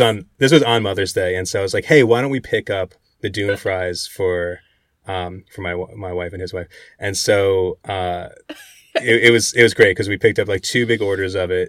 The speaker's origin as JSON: {"language": "English", "region": "New Jersey", "country": "United States", "tie": "born or raised there", "said": "the diners I grew up in Jersey going"}